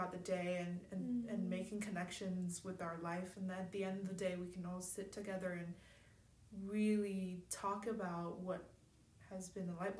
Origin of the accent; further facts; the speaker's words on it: China; moved away; I'm from China